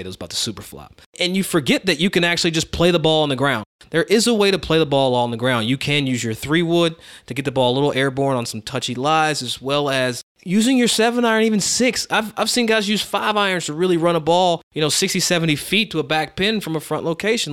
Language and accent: English; United States; as an American growing up here